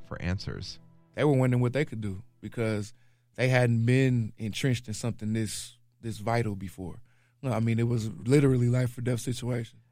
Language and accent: English; Milwaukee, Wisconsin, United States; I'm from Sherman Park, um, born and raised.